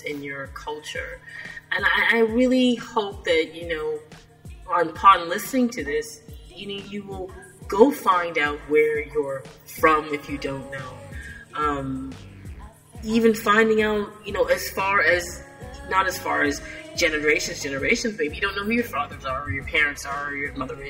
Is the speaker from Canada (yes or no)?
yes; Canada; I live in Canada and, people say, aren't you used to the cold weather? I'm like, no, man, it's my Jamaican blood will not let me get used to this cold weather. I need to go home. And yet I was born in Canada